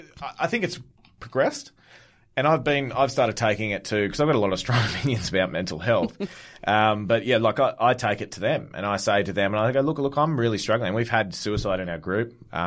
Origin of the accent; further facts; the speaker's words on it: Goulburn, New South Wales, Australia; Look, I'm not a big proponent of, where you come from sort of makes who you are or anything like that.